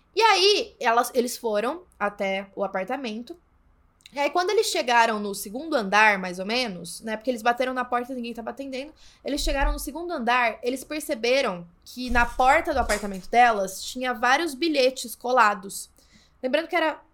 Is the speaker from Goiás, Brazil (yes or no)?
no; São Paulo, Brazil; eu sou de São Paulo